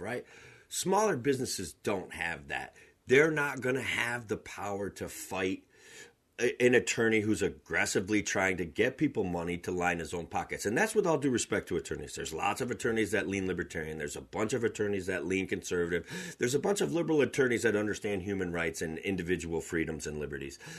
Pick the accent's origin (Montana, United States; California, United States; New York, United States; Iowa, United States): New York, United States; Otsego County, Central; I'm from Otsego County. It's a, a approximately sixty thousand people. Central New York, Cooperstown, the home of baseball, that's where I'm from.